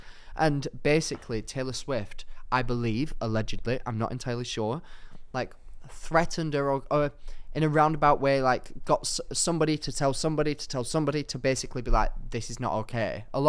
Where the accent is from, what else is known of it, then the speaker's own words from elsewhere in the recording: Darwin, Northern Territory, Australia; Watch me, I'm from Darwin, all right?